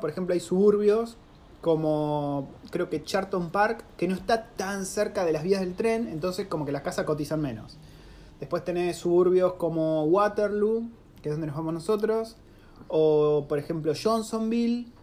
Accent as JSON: {"language": "Spanish", "country": "Argentina", "moved": "yes", "said": "uno como argentino"}